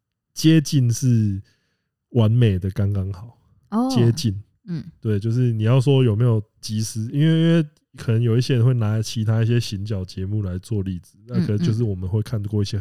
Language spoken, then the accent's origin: Chinese; Kaohsiung, Taiwan; 啊，因为我是高雄人了。